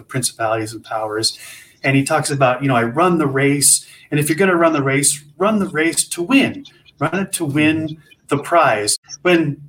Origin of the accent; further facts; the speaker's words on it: Montana, United States; I grew up in Montana